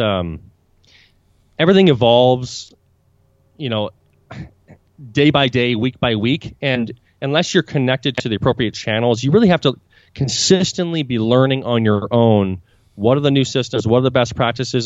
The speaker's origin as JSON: {"language": "English", "town": "Vancouver", "region": "British Columbia", "country": "Canada", "moved": "yes", "lives_now": "Buenos Aires, Argentina", "said": "I'm originally Canadian. I'm from Vancouver, British Columbia"}